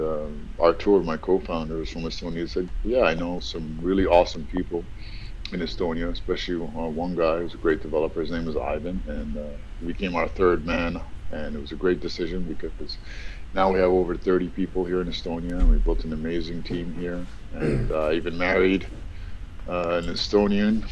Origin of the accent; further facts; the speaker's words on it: New York, United States; also born or lived in Egypt; I grew up in New York, but I was born in Egypt